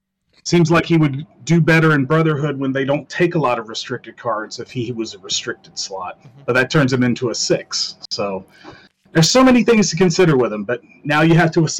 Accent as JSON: {"language": "English", "region": "Deep South", "country": "United States", "tie": "born or raised there", "said": "I grew up in the Deep South"}